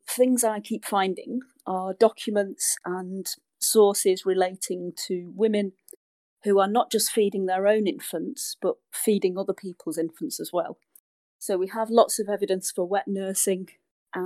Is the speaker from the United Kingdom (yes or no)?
yes; United Kingdom; I'm British